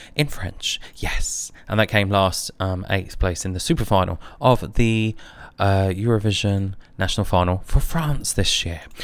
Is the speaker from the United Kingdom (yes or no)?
yes; United Kingdom; we in the United Kingdom and as British citizens